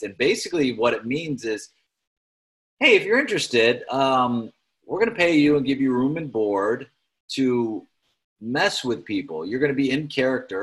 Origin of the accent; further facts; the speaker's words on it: United States; I'm American. I speak American, barely speak English